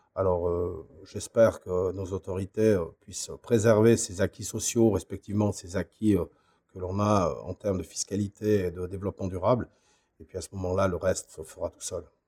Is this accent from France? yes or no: no; Switzerland; chez nous, en Suisse, Migros et Coop